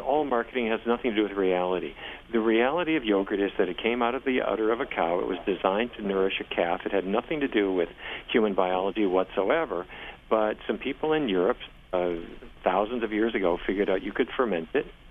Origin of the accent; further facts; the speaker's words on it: Fargo, North Dakota, United States; I grew up in Fargo, North Dakota